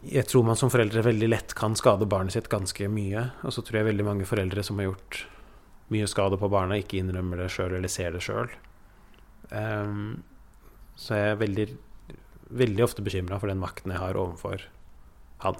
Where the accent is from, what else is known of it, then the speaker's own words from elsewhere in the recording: Oslo, Norway; Vi flytta fra Oslo øst til Oslo vest